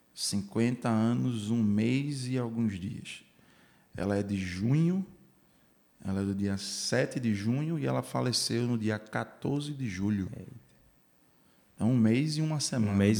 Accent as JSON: {"language": "Portuguese", "area": "Curado", "region": "Pernambuco", "country": "Brazil", "said": "como bom curadense que somos"}